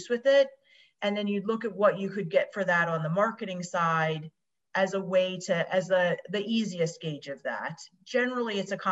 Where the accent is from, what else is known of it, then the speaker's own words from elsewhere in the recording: Tabernacle, New Jersey, United States; I grew up in a small town called Tabernacle, New Jersey